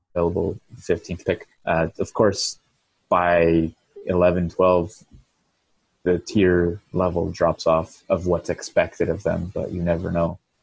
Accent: Sherbrooke, Quebec, Canada; moved away; part of my upbringing was in Sherbrooke, Quebec, and that's where I started playing hockey

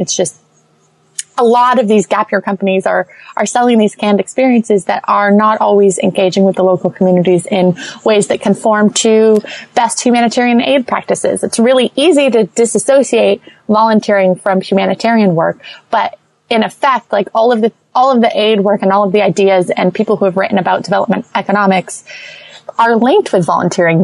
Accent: St. Petersburg, Florida, United States; moved away as an adult; also born or lived in Los Angeles; I'm from St. Petersburg, which is, you know, a beach. We're most known for our beaches in Florida

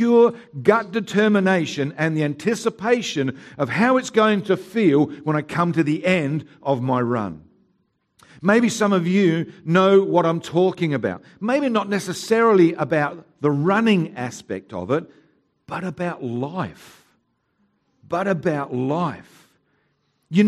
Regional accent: Haywards Heath, South East England, United Kingdom; now in Mount Barker, Australia; I was born in Haywards Heath

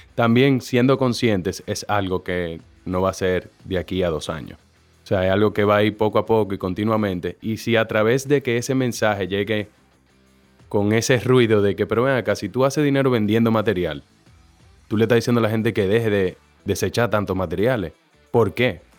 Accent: Santo Domingo, Dominican Republic; born or raised there; also born or lived in Mexico

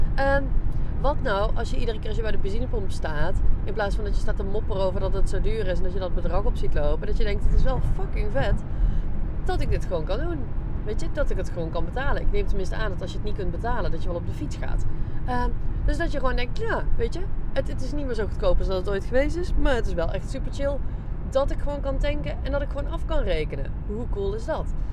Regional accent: Netherlands

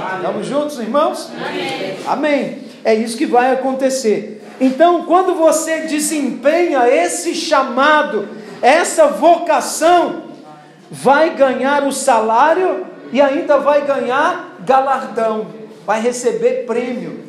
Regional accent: Brazil; Eu também nasci com uma identidade brasileira

